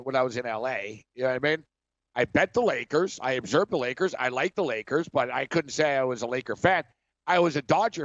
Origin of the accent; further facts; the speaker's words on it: Montreal, Quebec, Canada; moved away; I'm from Montreal